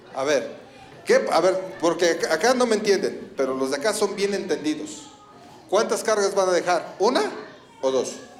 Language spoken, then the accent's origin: Spanish; Ecatepec, State of Mexico, Mexico; soy de Catepec